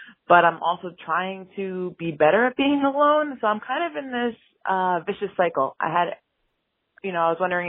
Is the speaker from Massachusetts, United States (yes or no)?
no; New York City, New York, United States; now in Albany, United States; I live in New York. I'm originally from New York City, but now I've actually moved to the quiet town of Albany, New York.